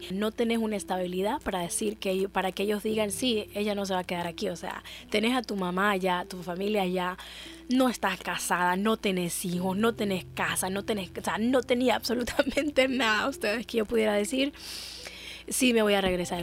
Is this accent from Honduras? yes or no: yes; Honduras; me voy a quedar en Honduras voy a quedarme en mi país